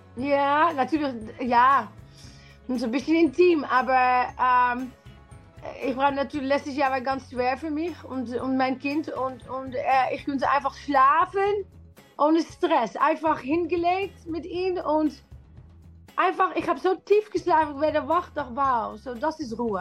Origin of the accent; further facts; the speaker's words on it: Netherlands; German is a second language; now in London, United Kingdom; ich komme aus Holland